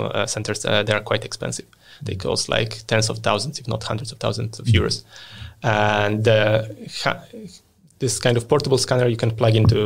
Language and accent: English; Poland; moved away as an adult; also born or lived in United Kingdom; now in Sweden; I was born and raised in Poland.